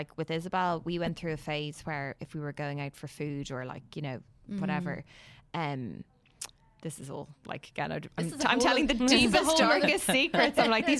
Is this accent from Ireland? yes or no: yes; Dún Laoghaire, Leinster, Ireland; sorry, I do love Dunleary. I'm from Dunleary.